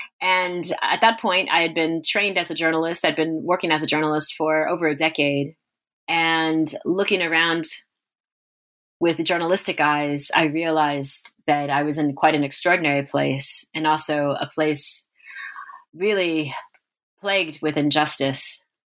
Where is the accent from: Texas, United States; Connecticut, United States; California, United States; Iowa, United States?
Texas, United States; so this is me, Mexican-American, growing up in South Texas. Actually, I did not grow up speaking Spanish like many of us.